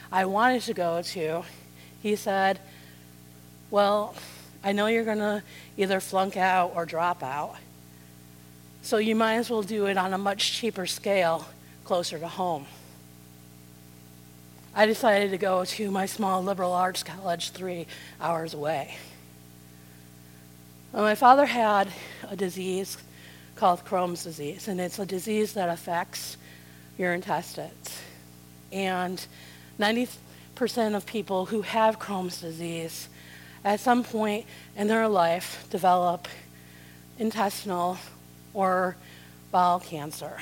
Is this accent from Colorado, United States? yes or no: no; South Side suburbs of Chicago, Illinois, United States; I grew up in the South Side suburbs of Chicago